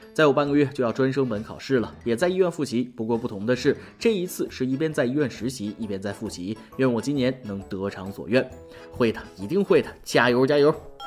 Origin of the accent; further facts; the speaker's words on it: China; 我们中国人每天平均睡九个小时